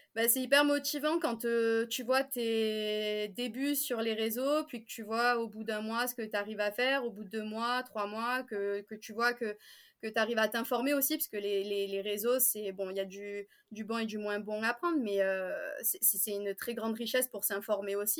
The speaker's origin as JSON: {"language": "French", "town": "Marseille", "region": "Provence-Alpes-Côte d'Azur", "country": "France", "said": "je viens de Marseille"}